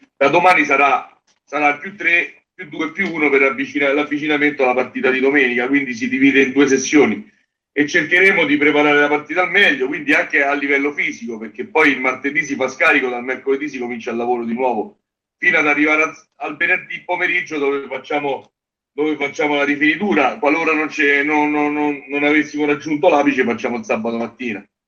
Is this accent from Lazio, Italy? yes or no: yes; Genazzano, Lazio, Italy; io sono di Genazzano